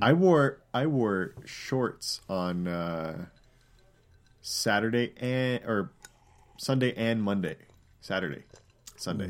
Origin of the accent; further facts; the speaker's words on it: Canada; accent: Canadian; moved away; also born or lived in United States; my Canadian accent